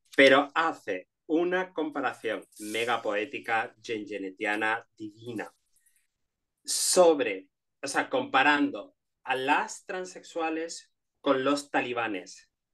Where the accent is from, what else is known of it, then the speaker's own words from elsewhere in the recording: Canary Islands, Spain; moved away as an adult; also born or lived in Madrid; yo nací en las Islas Canarias